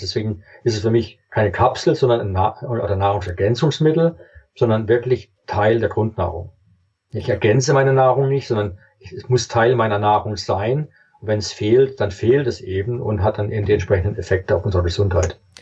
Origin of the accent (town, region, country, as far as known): Germany